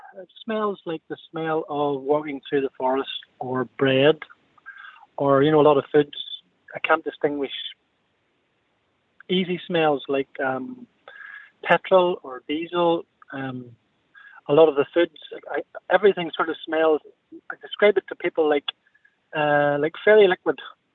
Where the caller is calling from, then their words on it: Northern Ireland, United Kingdom; From Northern Ireland.